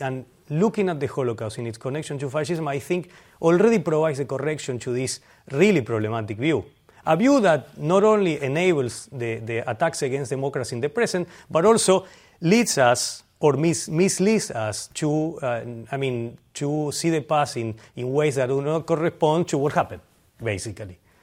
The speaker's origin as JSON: {"language": "English", "country": "Argentina", "moved": "yes", "said": "I'm from Argentina"}